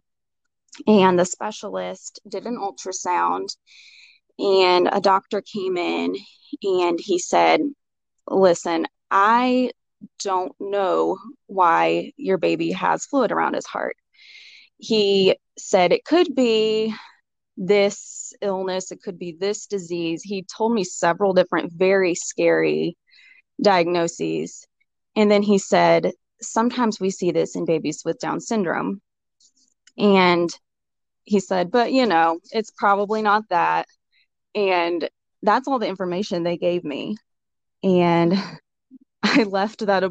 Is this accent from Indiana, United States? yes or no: yes; New Albany, Indiana, United States; also born or lived in Kentucky; my family and I live in New Albany, Indiana. A lot of people don't know where that is, so I always reference that we are 10 minutes from Louisville, Kentucky. We've lived in this area, or I actually grew up in this area